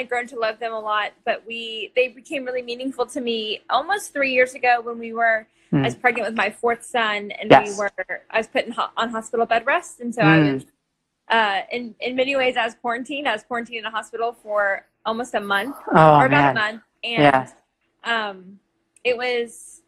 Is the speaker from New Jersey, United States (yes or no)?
no; Dallas, Texas, United States; moved away as an adult; also born or lived in San Jose, California / Michigan; now in Arkansas, United States; I grew up in Dallas, mostly, Texas